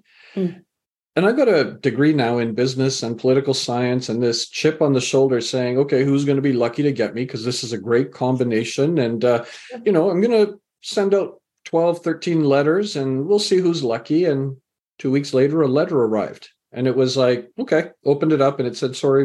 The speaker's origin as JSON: {"language": "English", "country": "Canada", "tie": "born or raised there", "also_born_or_lived": "England", "said": "I was born in England, raised in Canada."}